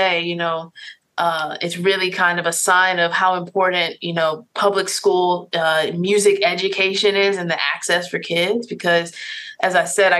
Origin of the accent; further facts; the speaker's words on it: Richmond, Virginia, United States; I'm from Richmond, Virginia. I grew up in, I guess I should say, the public school system